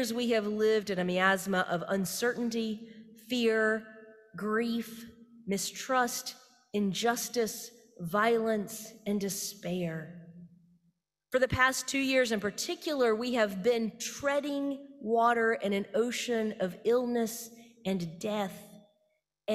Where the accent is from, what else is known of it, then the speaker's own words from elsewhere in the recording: the South, United States; I am Baptist from the South.